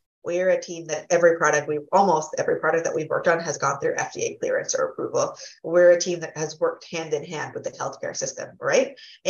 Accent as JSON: {"language": "English", "region": "Massachusetts", "country": "United States", "tie": "born or raised there", "said": "without hating on my home state, Massachusetts"}